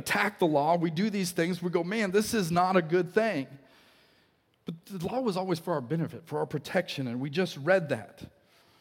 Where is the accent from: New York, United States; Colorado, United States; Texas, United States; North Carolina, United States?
Colorado, United States; now in Wichita, United States; we grew up in Colorado